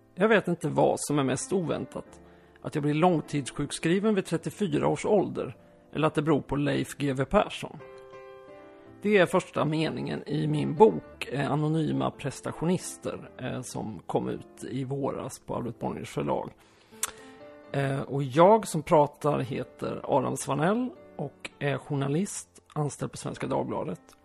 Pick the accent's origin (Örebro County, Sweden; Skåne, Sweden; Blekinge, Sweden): Skåne, Sweden; also born or lived in Västergötland / Aspudden, Stockholm; now in Stockholm, Sweden; Jag är uppvuxen i halva min uppväxt i Skåne och halva i Västergötland